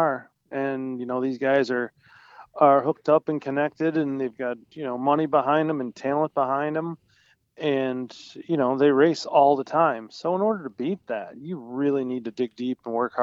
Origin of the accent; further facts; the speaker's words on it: Wilson, New York, United States; I'm up near Niagara Falls, New York, from Wilson